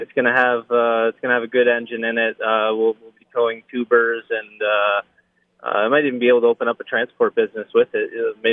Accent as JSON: {"language": "English", "area": "Long Island", "region": "New York", "country": "United States", "moved": "yes"}